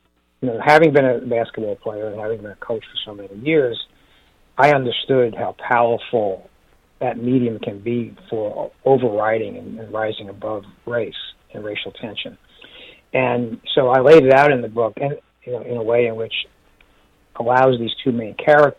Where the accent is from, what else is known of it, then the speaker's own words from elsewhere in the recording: New York City, New York, United States; growing up in the Bronx